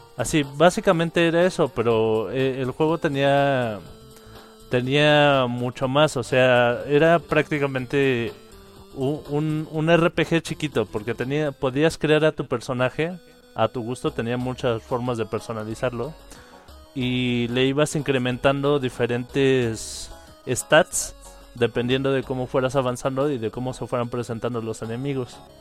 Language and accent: Spanish; Mexico